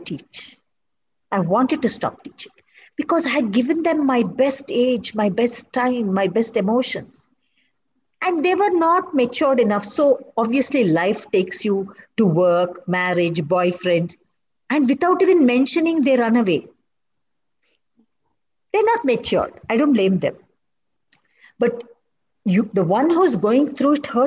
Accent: Kannada, Karnataka, India; first language Kannada; English is a second language; Telugu, I can't enjoy it as much as my mother tongue. It's my mother tongue

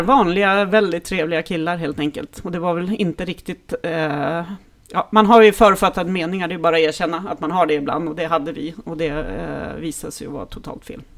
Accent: Härnösand, Norrland, Sweden; jag är ju uppvuxen i Norrland

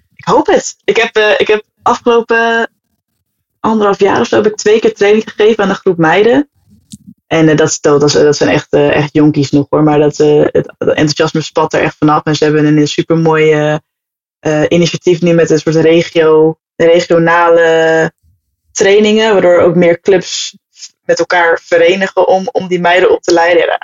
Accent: Amersfoort, Utrecht, Netherlands; also born or lived in Hoogland; geboren en getogen

